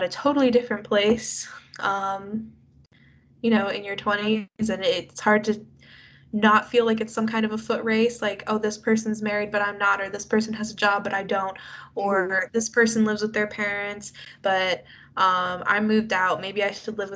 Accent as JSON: {"language": "English", "country": "United States", "said": "we're both American"}